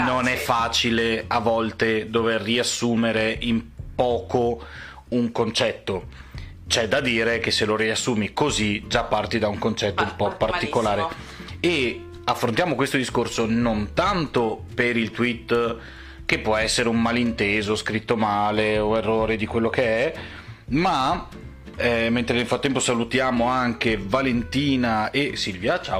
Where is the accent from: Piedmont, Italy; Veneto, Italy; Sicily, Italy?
Veneto, Italy; Abbiamo, stiamo bevendo uno spritz perché siamo veneti.